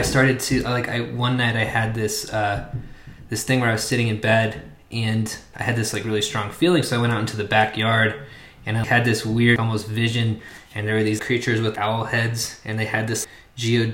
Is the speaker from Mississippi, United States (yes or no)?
no; Oklahoma, United States; I was growing up in Oklahoma